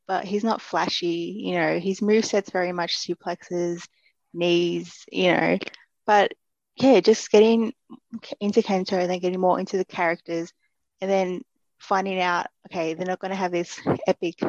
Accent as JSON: {"language": "English", "country": "Australia", "said": "I am Australian"}